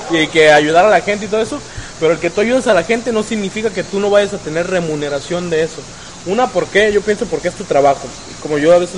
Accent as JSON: {"language": "Spanish", "country": "Mexico", "said": "Y fíjense, muchas veces nosotros aquí como mexicanos nos dicen"}